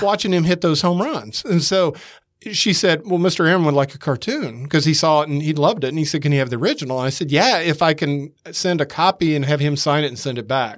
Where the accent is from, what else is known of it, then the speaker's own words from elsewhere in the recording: Atlanta, Georgia, United States; moved away as an adult; also born or lived in San Diego; now in Mississippi, United States; I grew up in Atlanta